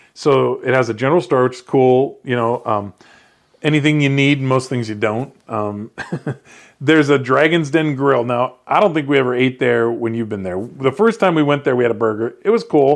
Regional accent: Iowa, United States; I'm from Iowa, but I grew up riding dirt bikes just in the yard

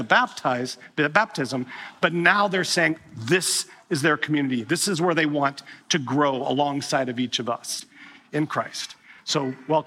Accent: Wisconsin, United States; growing up in Wisconsin

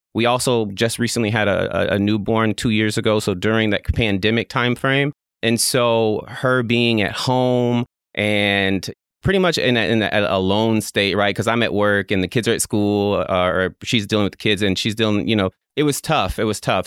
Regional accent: Fort Smith, Arkansas, United States; born and raised in Fort Smith, Arkansas

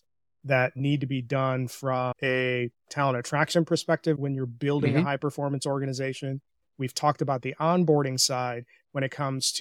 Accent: India; I'm an Indian. So our communication style from a cultural perspective is pretty direct

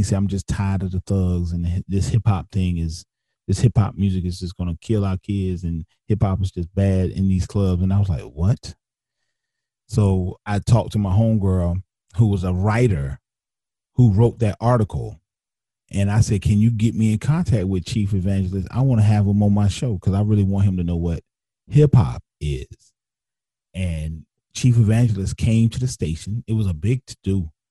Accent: Wilmington, North Carolina, United States; probably one of the roughest streets in Wilmington to this day. and I grew up at 1213 30th Street. I am from the Creekwood Housing Projects.

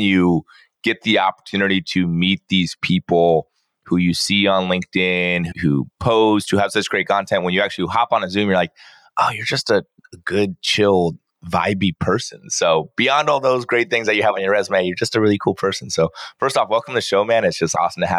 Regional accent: Poway, California, United States; I grew up down in Southern California

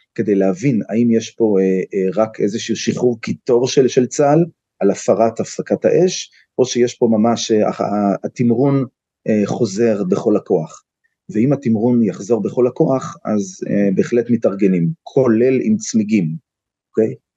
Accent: Tel Aviv, Tel Aviv District, Israel; moved away as an adult; now in Kiryat Arba, Israel; אני נולדתי בתל אביב, בבית חולים הקריה

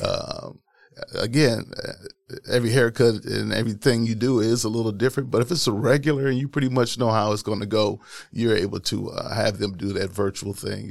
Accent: Milwaukee, Wisconsin, United States; Wisconsin, born and raised here in Milwaukee

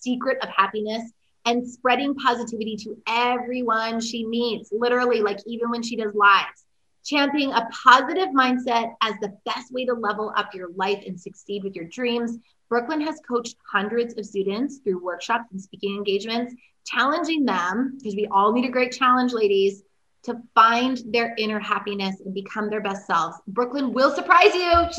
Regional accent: Vancouver, British Columbia, Canada; I am actually from West Coast, Vancouver, Canada

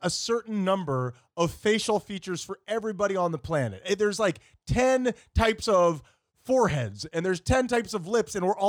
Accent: Los Angeles, California, United States; I grew up in Hollywood.

